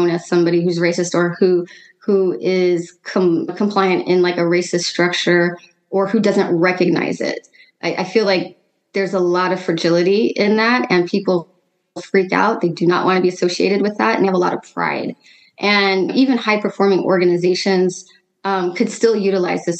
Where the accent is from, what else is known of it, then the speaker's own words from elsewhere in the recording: Seattle, Washington, United States; also born or lived in New York / California; now in Oakland, United States; I'm originally from Seattle